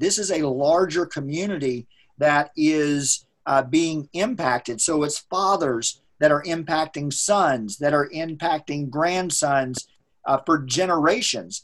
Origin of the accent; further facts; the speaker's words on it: United States; as a white man growing up in America